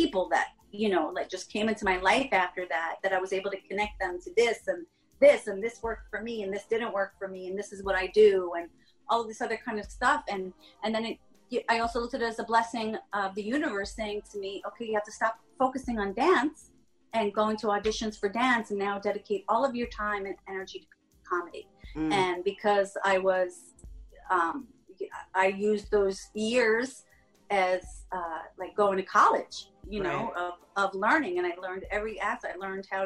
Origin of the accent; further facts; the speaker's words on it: Long Island, New York, United States; I'm a chick from Long Island